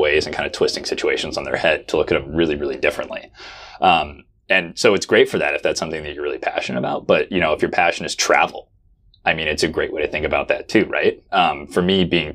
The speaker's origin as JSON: {"language": "English", "region": "Oregon", "country": "United States", "said": "I'm from Oregon"}